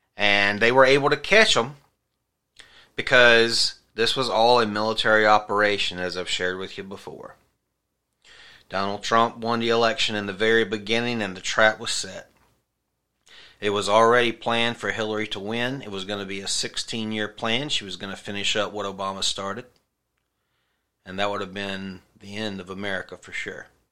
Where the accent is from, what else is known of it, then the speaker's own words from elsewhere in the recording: South Carolina, United States; my home state of South Carolina